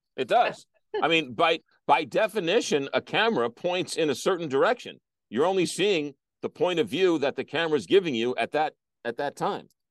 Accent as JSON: {"language": "English", "town": "St. Louis", "region": "Missouri", "country": "United States", "tie": "born or raised there", "said": "my hometown"}